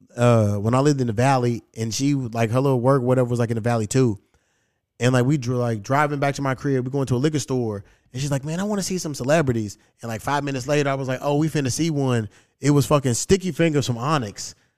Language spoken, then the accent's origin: English; Louisville, Kentucky, United States; moved away; my hometown